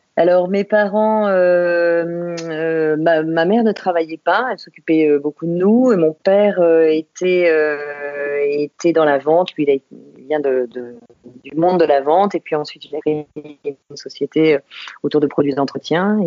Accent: Saint-Maurice, Île-de-France, France; Je suis née à Saint-Maurice, euh, tout à côté de, Paris. Euh, et j'ai vécu en banlieue parisienne euh, pendant, pendant des années autour de Paris

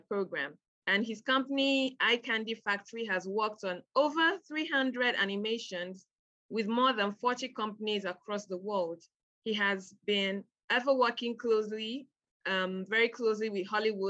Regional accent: Nigeria; I'm a Nigerian

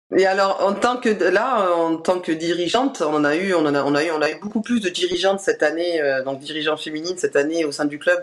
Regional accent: Bordeaux, Nouvelle-Aquitaine, France; on est bordelais euh, depuis toujours, même si on a, on s'est déplacé un petit peu

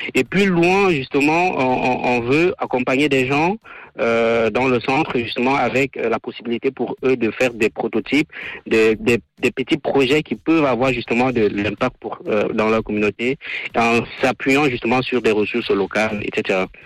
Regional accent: Cameroon; moved away as an adult; now in Switzerland; je vis en Suisse, je viens du Cameroun

